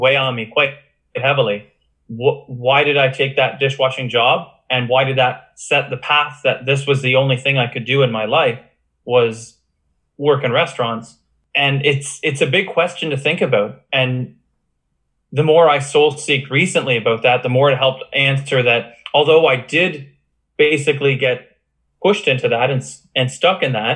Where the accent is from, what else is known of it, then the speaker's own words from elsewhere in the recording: Oshawa, Ontario, Canada; now in Stratford, Canada; my hometown of Oshawa